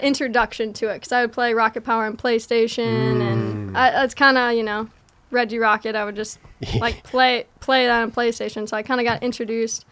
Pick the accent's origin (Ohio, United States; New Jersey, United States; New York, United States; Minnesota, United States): Minnesota, United States; Stillwater; I grew up in Stillwater, Minnesota